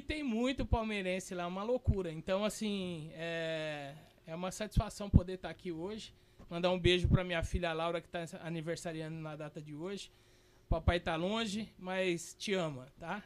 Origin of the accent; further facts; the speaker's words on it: São Paulo, Brazil; moved away as an adult; now in Santa Catarina, Brazil; Eu que sou paulista